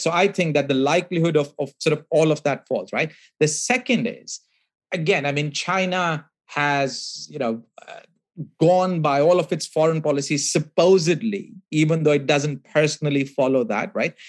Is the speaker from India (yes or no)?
yes; India; I grew up in India